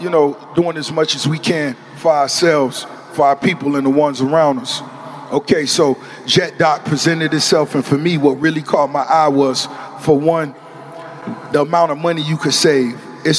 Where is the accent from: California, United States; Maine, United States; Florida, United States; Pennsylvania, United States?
Florida, United States; Miami; But as far as the flavor and the style, growing up in Miami, it's always been universal.